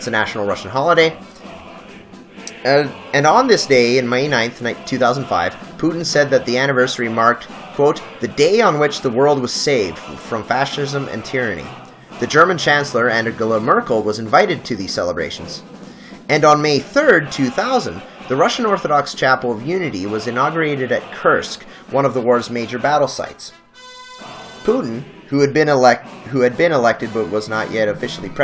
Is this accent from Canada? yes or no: yes; Canada; a Canadian who lives in the second largest country in the world